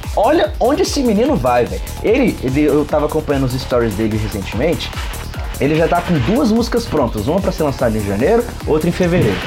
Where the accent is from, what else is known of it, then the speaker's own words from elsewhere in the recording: Brazil; Eu, eu como brasileiro